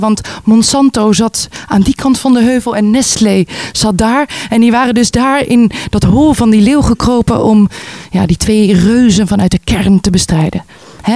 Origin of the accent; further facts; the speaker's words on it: Voorburg, South Holland, Netherlands; moved away as an adult; also born or lived in Amsterdam; Geboren en opgegroeid in Nederland, zoals je kan horen. Eh, in Voorburg